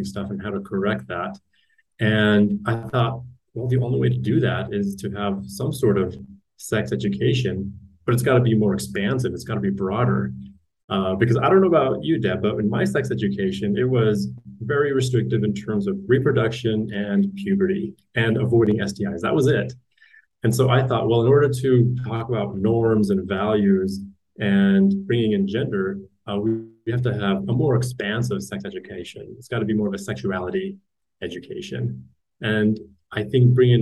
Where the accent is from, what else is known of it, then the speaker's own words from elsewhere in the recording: Utah, United States; I was born and raised in Utah